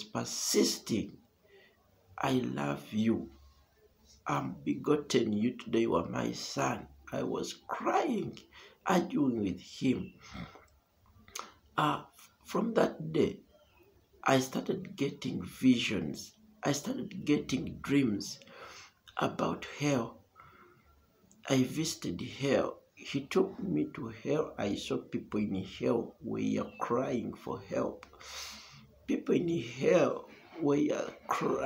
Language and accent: English; Uganda; from Uganda